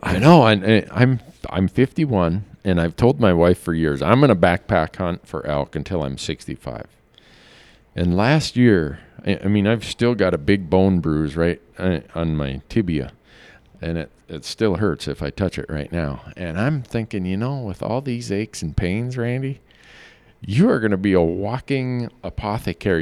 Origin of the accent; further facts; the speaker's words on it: Midwest, United States; I grew up in the Midwest